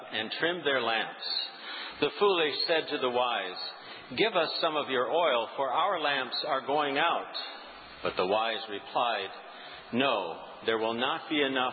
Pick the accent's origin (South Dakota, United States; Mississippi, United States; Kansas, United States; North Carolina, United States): South Dakota, United States; now in New England, United States; I grew up in South Dakota